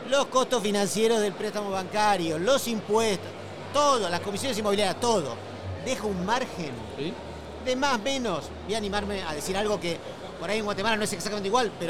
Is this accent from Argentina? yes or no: yes; Argentina; ahora lo voy a decir como argentino, en Argentina, voy a tirar una nota de color